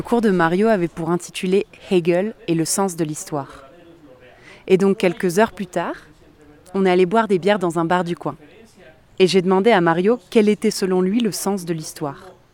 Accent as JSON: {"language": "French", "country": "France", "moved": "yes", "lives_now": "Mexico City, Mexico", "said": "je suis française. Je suis d'un pays qui a colonisé"}